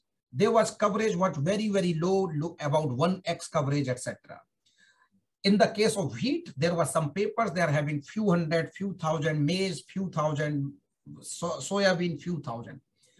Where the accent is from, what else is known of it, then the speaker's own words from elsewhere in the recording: Germany; And when I joined DecreeSat way back in 2005, and as I told you earlier, I came from Germany.